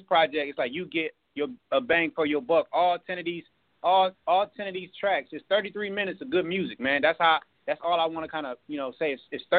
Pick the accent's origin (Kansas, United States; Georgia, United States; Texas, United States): Kansas, United States; now in Austin, United States; I'm from the Junktown, represent Kansas, living in ATX right now.